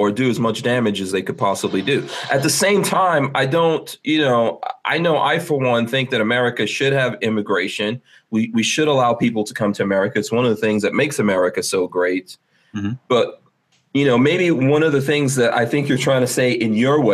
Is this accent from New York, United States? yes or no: yes; New York City, New York, United States; also born or lived in Guyana; I grew up in New York City